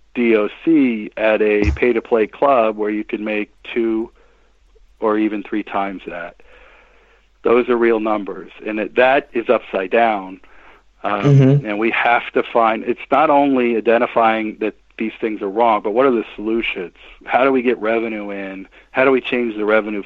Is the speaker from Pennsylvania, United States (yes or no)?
yes; Williamsport, Pennsylvania, United States; I played Little League baseball starting when I was a little kid growing up in Williamsport, Pennsylvania